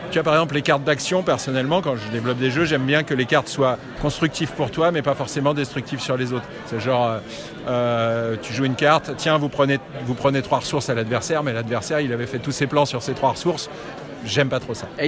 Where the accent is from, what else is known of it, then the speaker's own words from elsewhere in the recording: Paris, Île-de-France, France; je viens de Paris